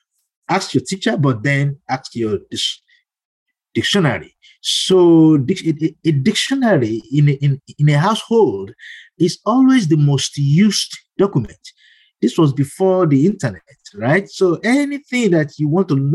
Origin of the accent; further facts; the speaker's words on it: Ibadan, Oyo, Nigeria; moved away as an adult; also born or lived in Ile-Ife, Nigeria; now in United States; I grew up in Ibadan